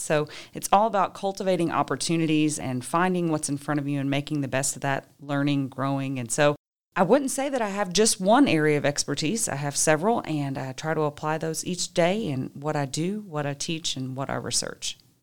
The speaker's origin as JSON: {"language": "English", "town": "Richmond", "region": "Kentucky", "country": "United States", "tie": "born or raised there", "also_born_or_lived": "Ruston, Louisiana", "said": "I was born and raised right here in Richmond"}